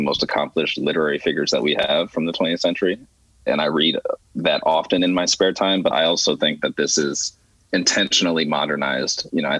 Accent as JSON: {"language": "English", "town": "Philadelphia", "region": "Pennsylvania", "country": "United States", "tie": "born or raised there", "said": "I grew up in Philly in predominantly white neighborhoods"}